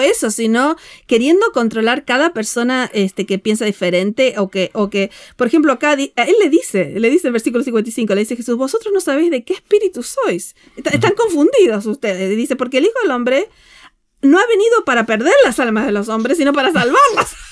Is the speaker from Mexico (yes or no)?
no; Argentina; moved away; venimos de Argentina